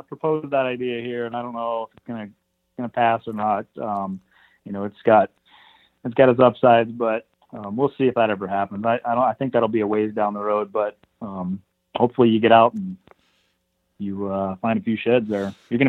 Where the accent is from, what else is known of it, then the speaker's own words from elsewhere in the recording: Montana, United States; No, I'm from here in Montana, the northwestern part of the state, or pretty close to the northwest part of the state, mountainous, the Rockies and that area